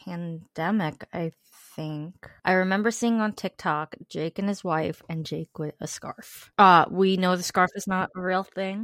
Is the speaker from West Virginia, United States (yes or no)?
no; New York, United States; I'm from New York.